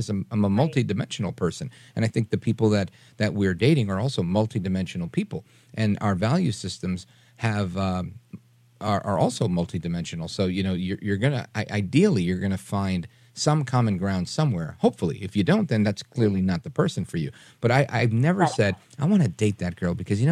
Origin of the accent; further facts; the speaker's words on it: New York City, New York, United States; now in New Jersey, United States; I grew up in Brooklyn and I live in Jersey now